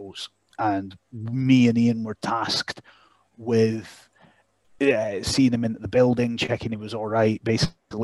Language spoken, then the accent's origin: English; Dalgety Bay, Scotland, United Kingdom; also born or lived in Canada; Dalgety Bay, which was where I grew up